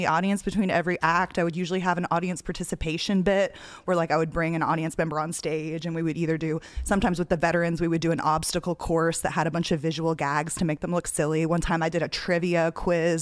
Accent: Dallas, Texas, United States; accent: Texas; moved away as an adult; also born or lived in New York; now in Los Angeles, United States; I was born in Dallas, Texas. I grew up there.

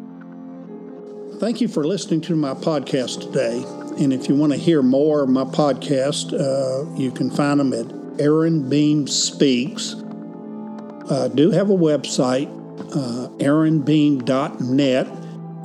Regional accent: Shreveport, Louisiana, United States; I grew up in Shreveport, Louisiana

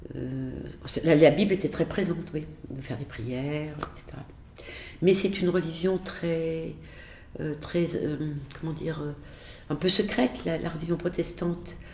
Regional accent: Le Chambon-sur-Lignon, Auvergne-Rhône-Alpes, France; moved away as an adult; also born or lived in Beirut, Lebanon / Clermont-Ferrand; Je suis née vraiment au Chambon-sur-Lignon, mais mes parents, euh, donc euh, pour des raisons, euh, finalement la mort de ma grand-mère, mes parents ont, quitté le Chambon pour aller habiter un peu plus loin, dans une maison isolée, une ferme de la Haute-Loire

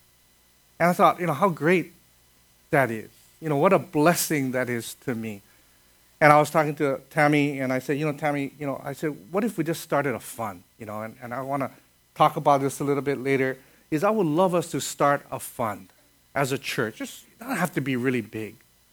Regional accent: Kaneohe, Hawaii, United States; I grew up in Kaneohe.

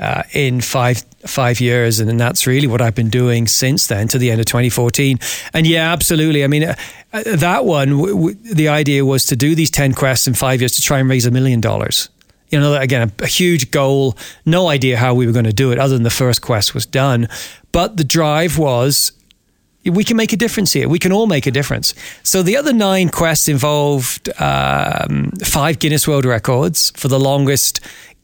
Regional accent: Devon, South West England, United Kingdom; now in Cochrane, Canada; I'm from Devon originally. And as a lad, I'm the eldest of 6 children, and mum and dad would take us to the beaches, and we would build sandcastles and have picnics on the beaches in Devon

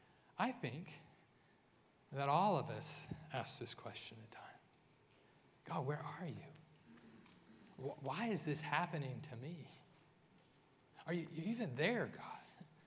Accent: California, United States; I grew up in Central California. My grandfather was in L.A.

